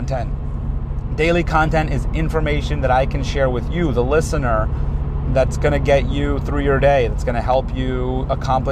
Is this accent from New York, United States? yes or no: yes; New York City, New York, United States; also born or lived in Manhattan; born in Manhattan, raised in Queens